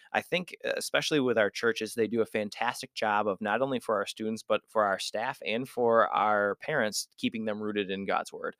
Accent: West Michigan, United States; also born or lived in Florida; I grew up here in West Michigan

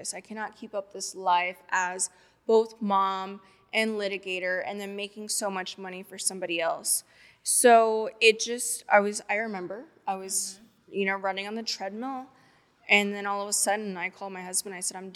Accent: Corpus Christi, Texas, United States; now in Houston, United States; I'm from Corpus Christi, Texas

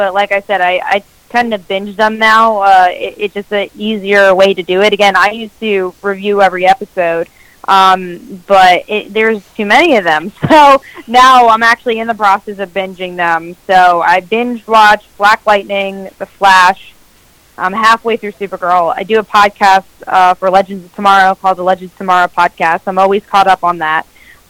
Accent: New York, United States; New York Comic-Con, because that was like the first convention I actually did go to, and my hometown.

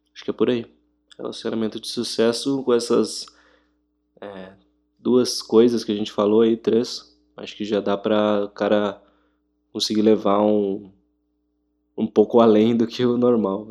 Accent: Brazil; a gente é bem brasileiro

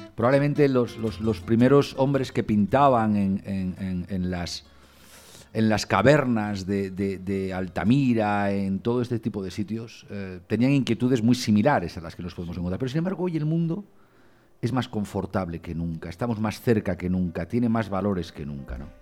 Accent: Cantabria, Spain; yo que también soy cántabro

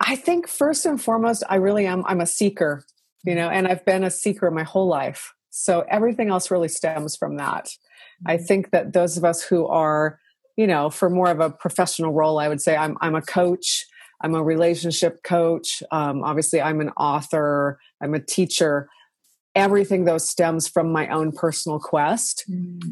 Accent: Washington, United States; I grew up in Washington State, so we had a lot of rain

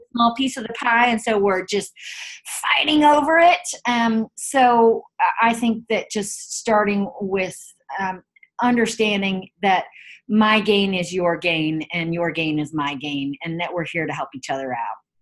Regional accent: Chapel Hill, North Carolina, United States; now in San Francisco, United States; I grew up in Chapel Hill, North Carolina

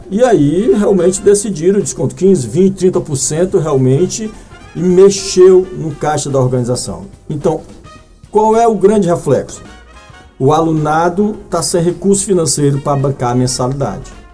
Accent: Brazil; nós brasileiros

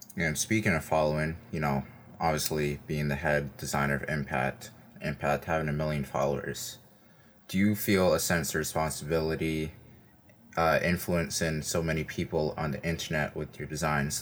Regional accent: New York City, New York, United States; I'm from Brooklyn, east side of Brooklyn.

